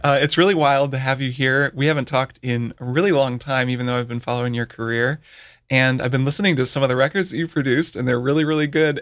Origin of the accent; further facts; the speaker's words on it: Bloomington, Indiana, United States; moved away; Brian and I grew up together in Bloomington, Indiana